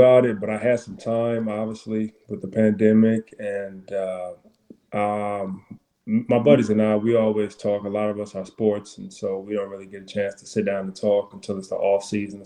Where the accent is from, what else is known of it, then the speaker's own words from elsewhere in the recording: Kentucky, United States; moved away as an adult; also born or lived in Atlanta; now in Louisville, United States; I'm from Kentucky.